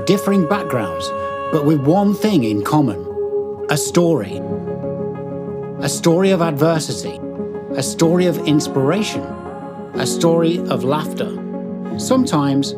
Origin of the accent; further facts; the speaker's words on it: Leicester, East Midlands, United Kingdom; now in Knutsford, United Kingdom; I'm from Leicestershire. I'm from Leicester